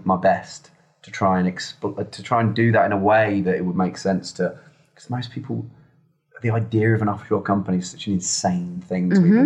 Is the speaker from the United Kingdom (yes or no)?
yes; Redditch, West Midlands, United Kingdom; A place called Redditch.